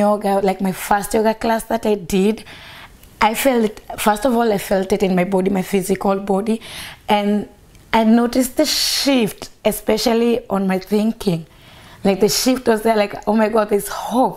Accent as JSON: {"language": "English", "region": "Nairobi", "country": "Kenya", "tie": "born or raised there", "said": "I grew up in Karubangi. It's next to the second biggest slum in Nairobi"}